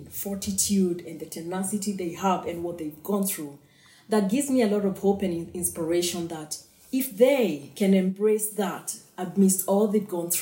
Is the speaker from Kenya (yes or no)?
yes; Kenya; I'm Kenyan